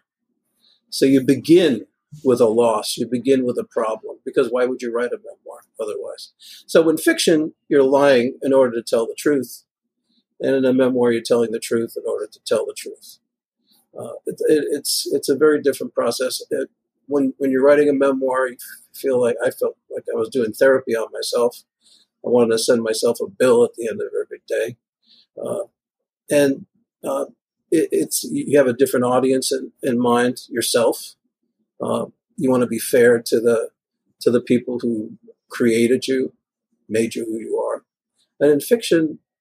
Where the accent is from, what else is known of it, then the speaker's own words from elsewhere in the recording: New York City, New York, United States; also born or lived in California; now in Bay Area, United States; When I grew up in Greenpoint, it's, you know, Polish and Italian mobsters everywhere